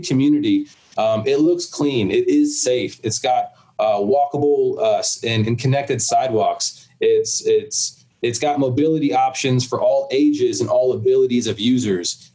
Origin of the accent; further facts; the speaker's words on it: South Florida, United States; where I grew up in South Florida